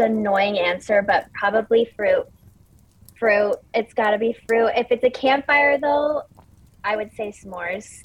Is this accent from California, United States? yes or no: yes; Orange County, California, United States; moved away as an adult; I'm from Orange County, California, which is like beach, bougie malls.